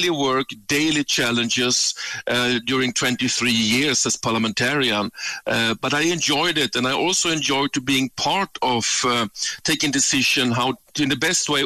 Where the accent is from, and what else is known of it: Sweden; born or raised there; moved away as an adult; now in South Africa